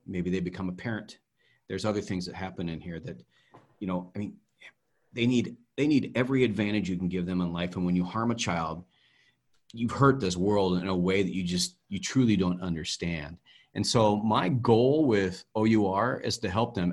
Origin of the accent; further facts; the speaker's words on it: Idaho, United States; Growing up in Idaho, in the day and age that we lived in, there were no black people